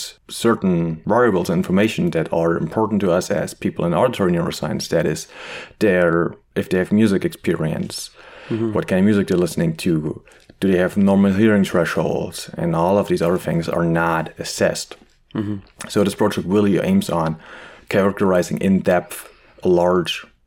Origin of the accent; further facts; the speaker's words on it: Germany; English is a second language; moved away as an adult; also born or lived in Leipzig, Germany / Marburg, Germany; now in Montreal, Canada; I'm originally from Germany, as you might be able to hear very well. I try my best to not sound as harsh as I used to.